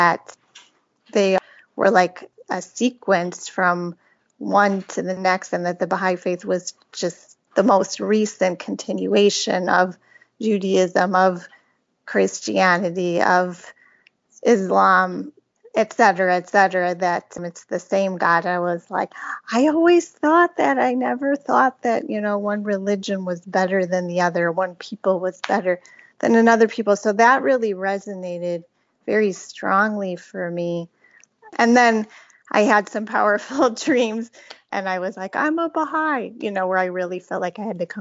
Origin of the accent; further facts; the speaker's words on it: South Florida, United States; also born or lived in Milwaukee, Wisconsin; I was born in Milwaukee, Wisconsin. And then from like third grade, I moved to South Florida